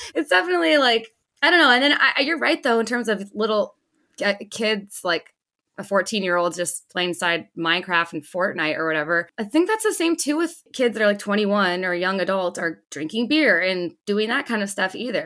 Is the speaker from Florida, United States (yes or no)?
no; Los Angeles County, California, United States; also born or lived in Carlsbad, California; I moved from Los Angeles County